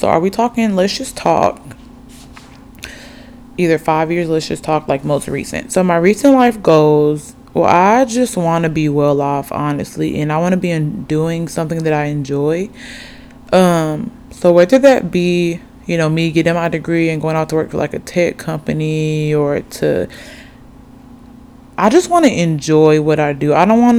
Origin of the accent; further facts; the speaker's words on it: Oxford, Alabama, United States; but I grew up in Alabama, Oxford to be exact, for the longest.